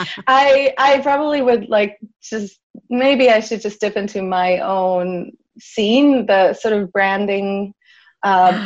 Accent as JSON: {"language": "English", "country": "Switzerland", "also_born_or_lived": "Canada", "moved": "yes", "said": "I'm originally from Switzerland and I was living in Canada at the time"}